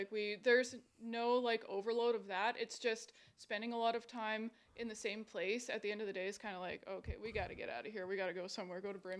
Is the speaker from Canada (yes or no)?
yes; Stevensville, Ontario, Canada; I grew up in Stevensville, and I've just been here ever since.